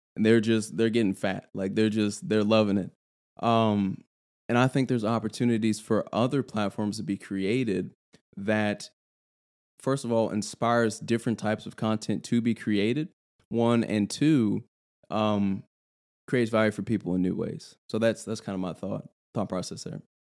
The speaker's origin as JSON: {"language": "English", "town": "Louisville", "region": "Kentucky", "country": "United States", "said": "I'm from Louisville"}